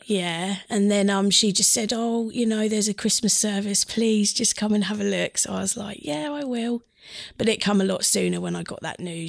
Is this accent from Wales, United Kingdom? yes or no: no; Stowupland, East of England, United Kingdom; I grew up in Stowe Upland